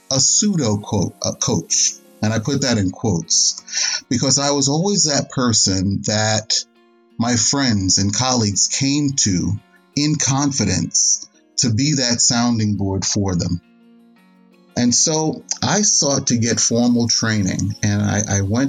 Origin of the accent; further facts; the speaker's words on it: New York City, New York, United States; now in Dallas-Fort Worth, United States; Originally, I'm from New York City. I grew up in the city, and my wife and I currently live in the DFW, Dallas-Fort Worth area.